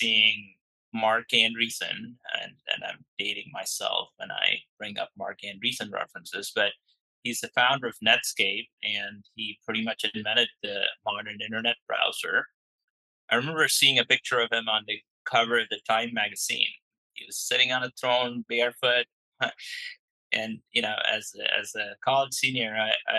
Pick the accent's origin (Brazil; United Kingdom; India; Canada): India; moved away as an adult; now in San Francisco Bay Area, United States; I grew up in India and I moved to the States.